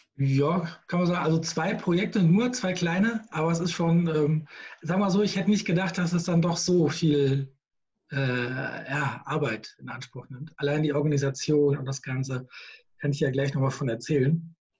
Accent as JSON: {"language": "German", "town": "Gießen", "region": "Hesse", "country": "Germany", "tie": "born or raised there", "lives_now": "Queckborn, Germany", "said": "aus Gießen ursprünglich, bin waschechter Schlammbeiser, in Gießen geboren, ähm, schönes kleines Städtchen in Mittelhessen"}